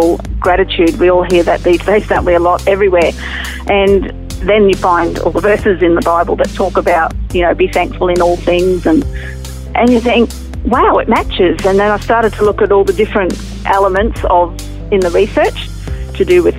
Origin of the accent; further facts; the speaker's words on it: Townsville, Queensland, Australia; also born or lived in Mackay, Queensland; I was born in Mackay, but I moved to Townsville. So Mackay's in North Queensland, but Townsville's about 4 hours drive north of there. And we moved there when I was 7 months old. And I grew up there